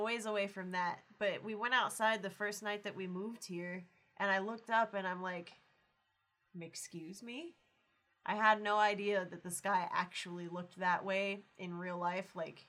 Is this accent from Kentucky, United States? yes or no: yes; Louisville, Kentucky, United States; also born or lived in Tucson, Arizona; now in near Tombstone, Arizona, United States; I grew up in, like, the Kentuckiana area, which, if you don't know what that means I was born in Louisville, Kentucky, and raised pretty much right there on the border between Indiana and Kentucky. But raised by a bunch of city lights and everything.